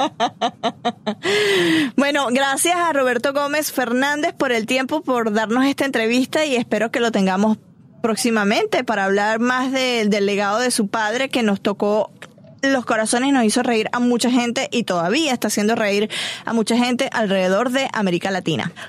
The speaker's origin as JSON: {"language": "Spanish", "country": "Venezuela", "said": "nosotros los venezolanos"}